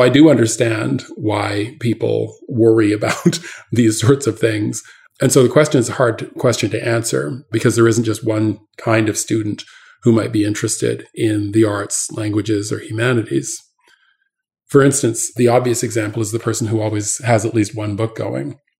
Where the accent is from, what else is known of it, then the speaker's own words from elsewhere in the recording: Canada; now in United States; I grew up in Canada